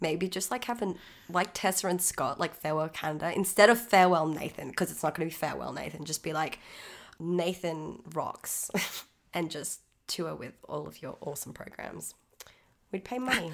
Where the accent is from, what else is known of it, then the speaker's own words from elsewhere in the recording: Australia; I'm Australian, so please expect it